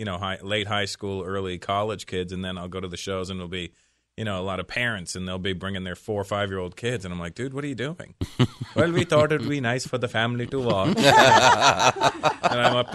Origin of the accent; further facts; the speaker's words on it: Canada; Born and raised in Canada.